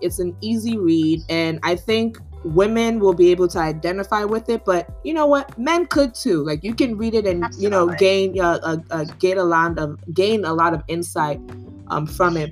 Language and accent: English; Nigeria; I'm Nigerian.